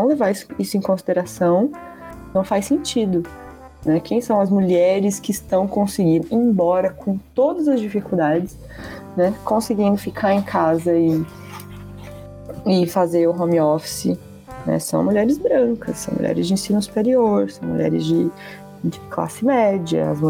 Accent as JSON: {"language": "Portuguese", "country": "Brazil", "said": "Somos brasileiros"}